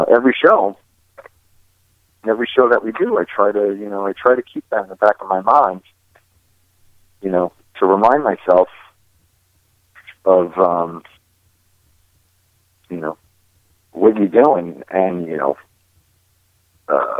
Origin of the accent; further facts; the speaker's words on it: East Coast, United States; we're all from the East Coast